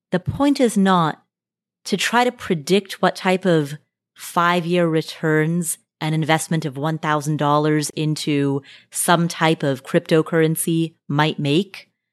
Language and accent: English; Nepal; I was born in Nepal.